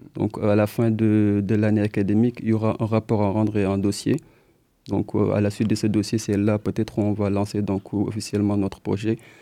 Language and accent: French; Senegal; moved away as an adult; now in Poitiers, France; on est des étudiants donc, euh, du Sénégal, donc on est originaire du Sénégal